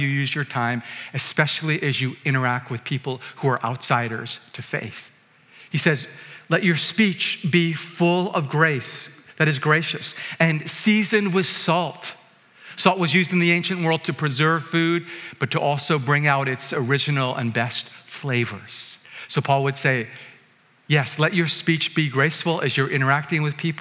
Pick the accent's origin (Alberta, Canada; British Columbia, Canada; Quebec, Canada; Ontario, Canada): British Columbia, Canada; Vancouver; I'm from Vancouver.